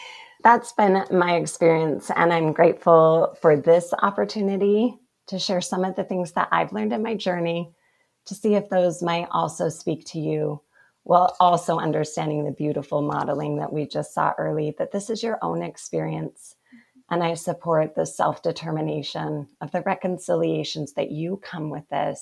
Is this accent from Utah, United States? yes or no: yes; Provo, Utah, United States; I was born and bred in Provo, Utah